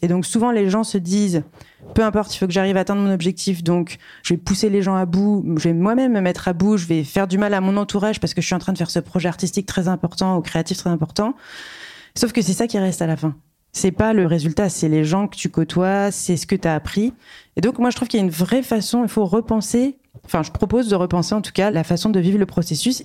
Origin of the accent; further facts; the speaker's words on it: Reims, Grand Est, France; je suis née euh, à Reims